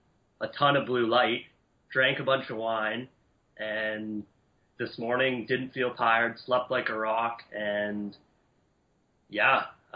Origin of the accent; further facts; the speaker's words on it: Vancouver, British Columbia, Canada; I'm from Vancouver.